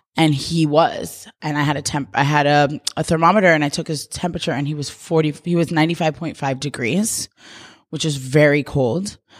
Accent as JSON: {"language": "English", "region": "New York", "country": "United States", "moved": "as an adult", "lives_now": "Los Angeles, United States", "said": "I'm from New York and, like, such a tight community"}